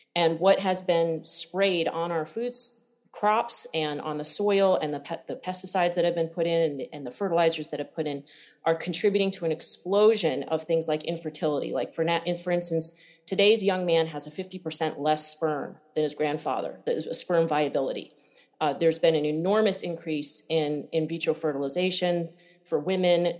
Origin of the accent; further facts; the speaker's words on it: Connecticut, United States; I grew up in Connecticut uh, and barefoot, a big farm growing food